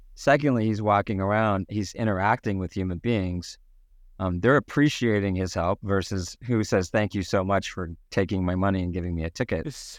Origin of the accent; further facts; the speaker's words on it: Canada; being the Canadian that I am